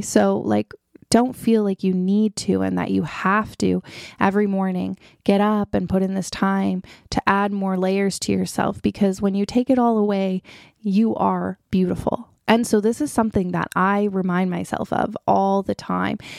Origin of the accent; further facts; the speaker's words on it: Toronto, Ontario, Canada; also born or lived in Ottawa; I was back in Toronto, hometown